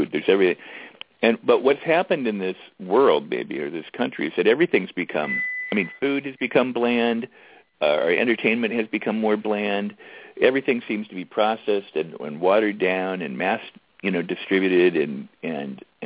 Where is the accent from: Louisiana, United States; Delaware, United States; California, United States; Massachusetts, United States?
California, United States; Los Angeles; growing up in Westwood